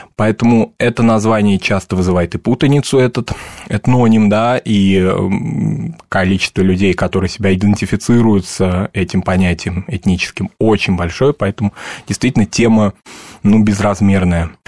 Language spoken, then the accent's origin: Russian; Moscow, Russia; у нас дома в Москве, я вырос в Москве, а, если говорить так, субботнически в Мишарской семье